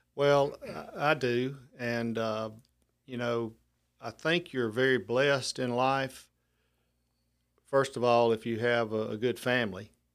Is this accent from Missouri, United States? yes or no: no; Lucedale, Mississippi, United States; moved away as an adult; now in Mobile, United States; I took a middle school job back in my hometown in, uh, Lucedale